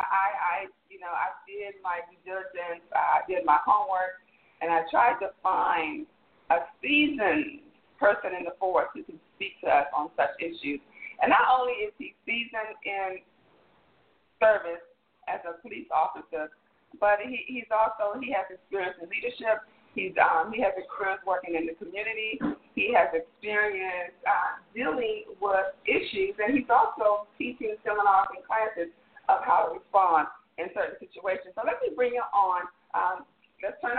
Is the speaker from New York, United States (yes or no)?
no; Washington, District of Columbia, United States; in D.C., my hometown